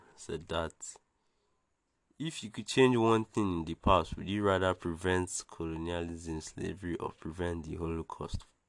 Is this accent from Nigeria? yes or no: yes; Bayelsa, Nigeria; I'm from Bayelsa in Nigeria